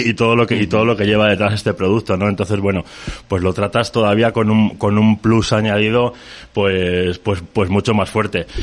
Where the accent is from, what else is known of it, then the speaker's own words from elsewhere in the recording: Cabezón de la Sal, Cantabria, Spain; yo soy de Cabezón de la Sal